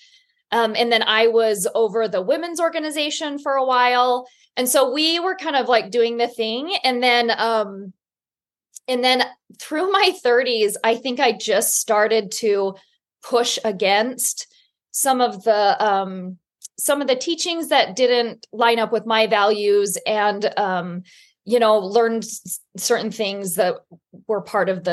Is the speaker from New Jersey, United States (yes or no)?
no; Utah, United States; moved away as an adult; I was born and raised in Utah in a very, very Orthodox Mormon community.